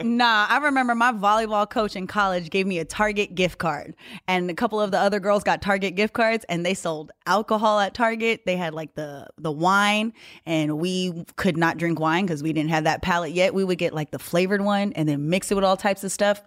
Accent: the Valley, California, United States; I grew up in the Valley, so I wasn't even in the Bay.

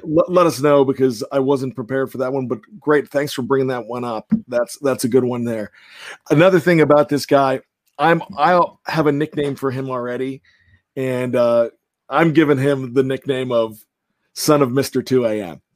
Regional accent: Johnstown, Pennsylvania, United States; Pitt Johnstown, where I went to college.

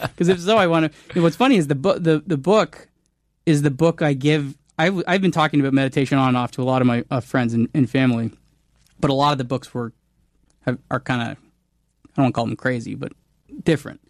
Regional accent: Canada; I'm Canadian

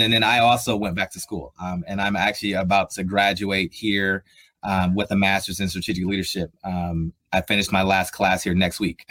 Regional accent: Columbus, Ohio, United States; moved away as an adult; also born or lived in Buffalo, New York; I'm from Columbus, Ohio. So I'm I'm a Buckeye through and through, born and raised there.

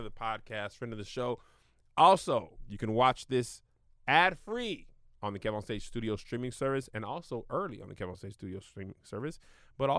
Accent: Texas, United States; I grew up in Texas

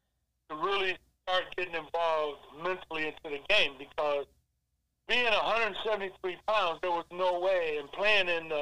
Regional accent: Sandusky, Ohio, United States; growing up in Sandusky

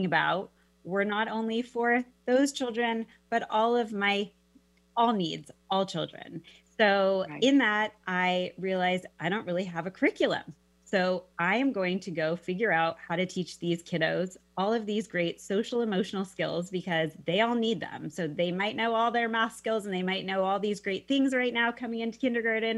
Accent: Mercer Island, Washington, United States; moved away as an adult; also born or lived in Arizona; I grew up on Mercer Island and, spent my elementary, actually preschool, elementary, middle school, and high school, went all through school there

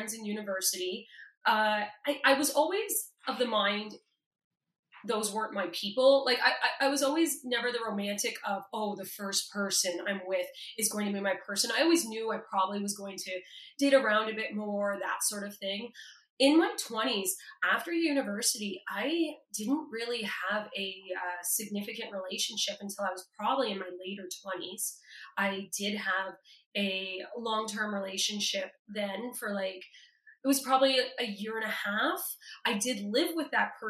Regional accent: Toronto, Ontario, Canada; I'm from Toronto

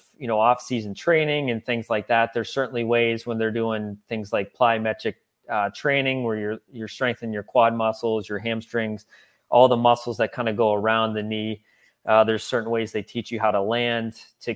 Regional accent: Pittsburgh, Pennsylvania, United States; moved away as an adult; also born or lived in Los Angeles; now in Ohio, United States; I grew up in Pittsburgh

